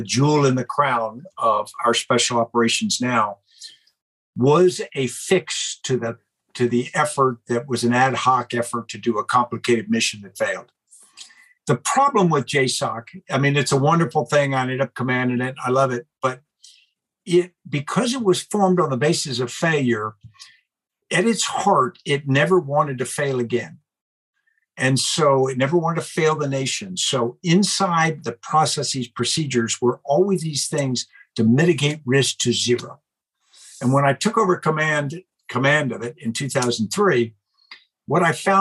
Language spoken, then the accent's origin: English; United States; we're Americans.